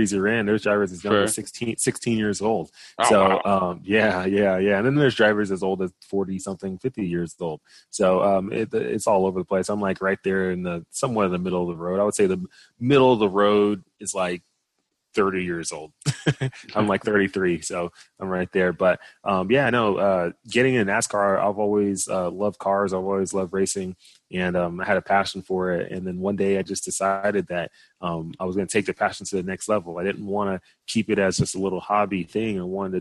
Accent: Dallas, Texas, United States; moved away as an adult; originally I'm from Dallas, Texas. Both of my parents immigrated from Nigeria to the U.S. before, settling in Dallas. And, you know, growing up there

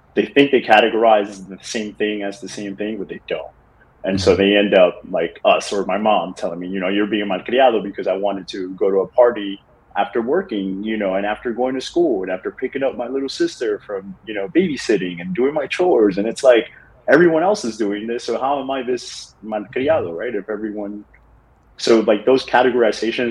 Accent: New York City, New York, United States; moved away as an adult; now in Miami, United States; Growing up in the Bronx

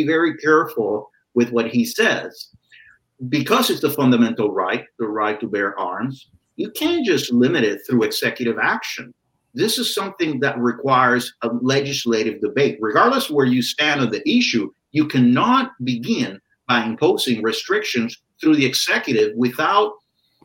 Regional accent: United States; We are the American people.

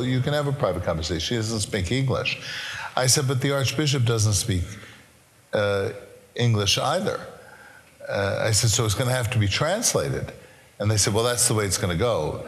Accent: New York City, New York, United States; Now, I'm a boy from Brooklyn.

